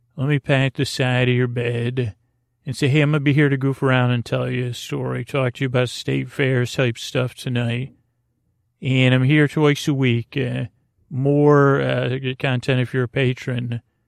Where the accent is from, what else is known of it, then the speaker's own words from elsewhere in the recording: Syracuse, New York, United States; I grew up in Syracuse, New York, uh, home of the great New York State Fair